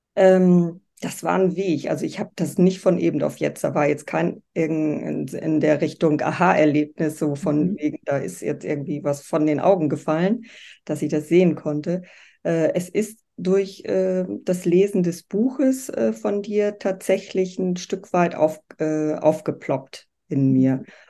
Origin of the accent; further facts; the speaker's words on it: Bremervörde, Lower Saxony, Germany; moved away as an adult; also born or lived in Southern Germany; Ich lebe in Bremerförde, das ist meine Heimatstadt